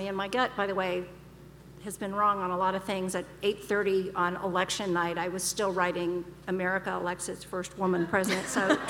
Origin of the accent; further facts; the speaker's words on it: Texas, United States; my growing up in Texas